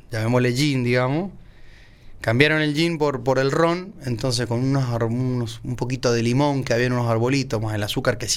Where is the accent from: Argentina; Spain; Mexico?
Argentina; San Juan; Aparte somos sanjuaninos, tenemos que difundir nuestro vino.